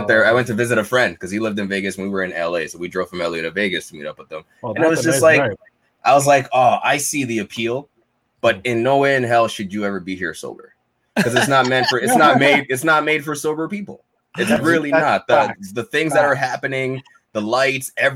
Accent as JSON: {"language": "English", "town": "Montreal", "region": "Quebec", "country": "Canada", "said": "we're from Montreal"}